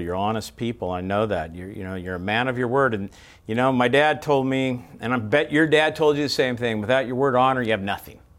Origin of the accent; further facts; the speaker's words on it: Bakersfield, California, United States; I'm from California, Bakersfield